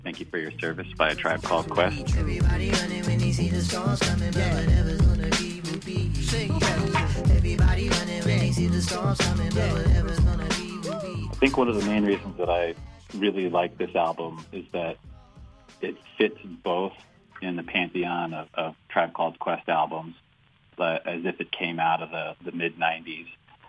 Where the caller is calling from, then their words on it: Iowa, United States; I'm calling in from Iowa